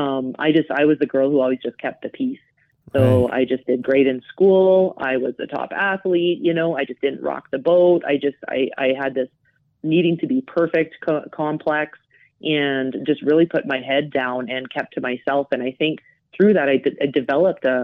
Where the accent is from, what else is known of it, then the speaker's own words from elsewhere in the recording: Calgary, Alberta, Canada; now in Johannesburg, South Africa; growing up in Calgary, I grew up in a family with an older brother